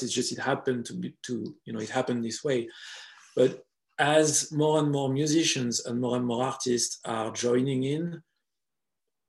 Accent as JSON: {"language": "English", "country": "France", "accent": "French", "second_language": "English", "said": "I hope my French accent wasn't too harsh"}